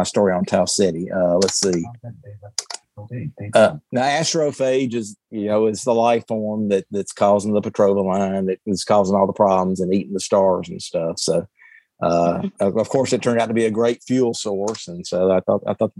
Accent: the South, United States; accent: Southern hick; my Southern hick accent.

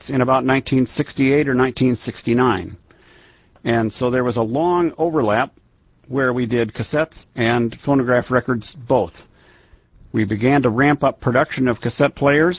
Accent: Iowa, United States; now in Washington, D.C. area, United States; I grew up in Iowa

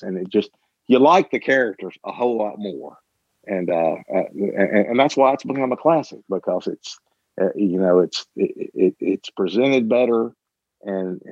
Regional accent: Mississippi, United States; I grew up in Mississippi

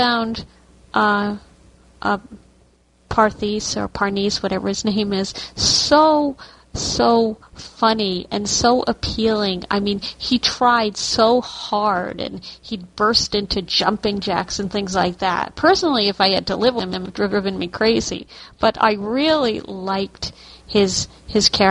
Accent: New York, United States; I'm from New York

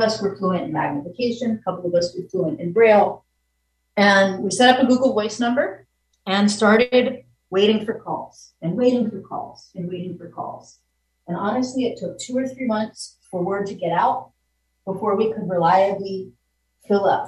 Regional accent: Virginia, United States; now in New York, United States; I was from Virginia

